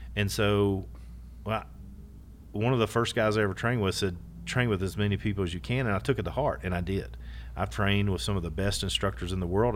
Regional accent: Kentucky, United States; history from my home, re-, literally my hometown, my backyard

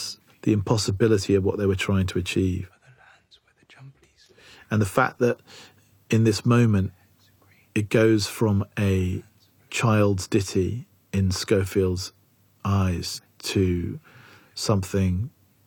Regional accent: England, United Kingdom; I'm English

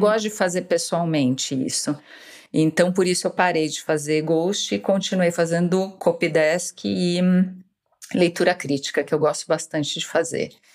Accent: São Paulo, Brazil; moved away as an adult; Eu sou escritora, tenho 55 anos, nasci em São Paulo

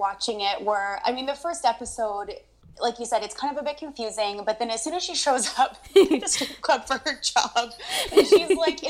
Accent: East Coast, United States; now in Canada; I am from, you know, I grew up in the East Coast of US, and now I'm in Canada.

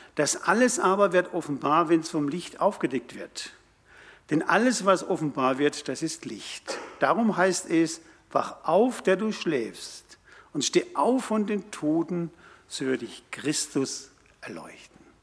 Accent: Karlsruhe, Baden-Württemberg, Germany; das war meine Heimatstadt. Dort habe ich Realschule und Abitur gemacht.

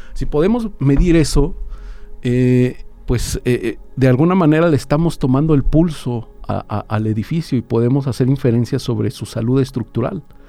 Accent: Querétaro, Mexico; now in Aguascalientes, Mexico; yo soy originario de Querétaro

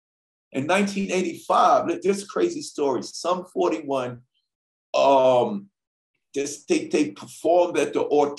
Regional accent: Canada; when we were little kids growing up in Canada, 1985, we saw the … … video.

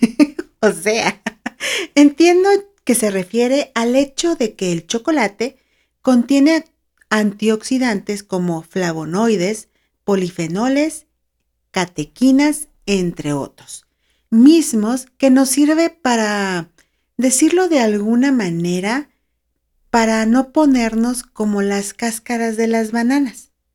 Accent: Mexicali, Baja California, Mexico; now in San Luis Potosí, Mexico; Yo nací en Mexicali, Baja California, pero ya tengo bastantes años viviendo en San Luis Potosí, acá en México

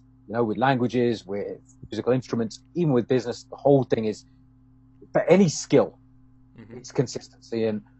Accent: London, United Kingdom; moved away as an adult; now in Canada; I'm originally from London in the UK. Been living in Canada, around 12 odd years now

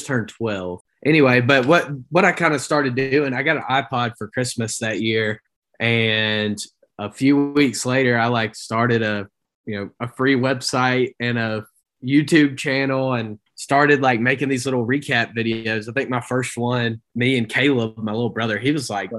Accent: Travelers Rest, South Carolina, United States; moved away as an adult; also born or lived in Clemson, South Carolina; now in Rapid City, United States; I'm from Travelers Rest, South Carolina

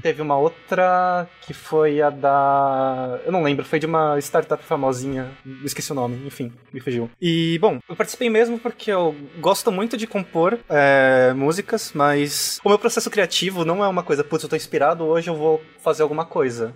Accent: São Paulo, Brazil; eu sou de São Paulo também, cresci, vivi em São uhum. Paulo a uhum. minha vida toda

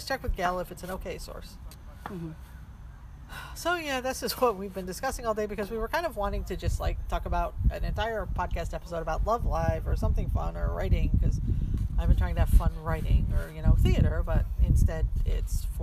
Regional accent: United States; as an American

